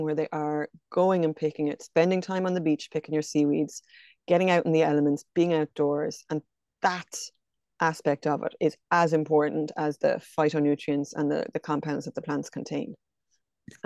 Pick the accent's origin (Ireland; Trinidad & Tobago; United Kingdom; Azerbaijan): Ireland; County Kilkenny; also born or lived in County Galway; now in Loughrea, Ireland; I'm from County Kilkenny, but I'm based in County Galway out near Loughrea.